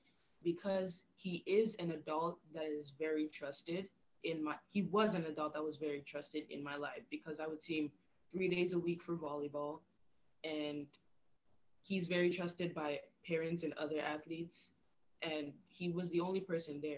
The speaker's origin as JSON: {"language": "English", "town": "Winnipeg", "region": "Manitoba", "country": "Canada", "tie": "born or raised there", "also_born_or_lived": "Cameroon", "said": "I was born in Cameroon, and Cameroon, Africa, and I moved to Winnipeg, Manitoba when I was 4 years old with my family."}